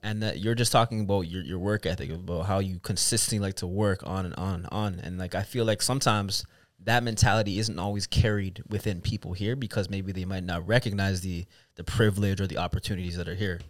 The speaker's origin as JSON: {"language": "English", "town": "Mississauga", "region": "Ontario", "country": "Canada", "tie": "born or raised there", "said": "growing up in the, in the city, growing up in Mississauga"}